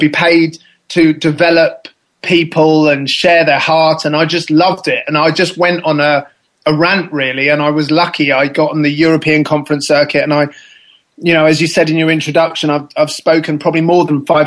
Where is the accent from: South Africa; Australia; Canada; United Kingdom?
South Africa; moved away; I was born in South Africa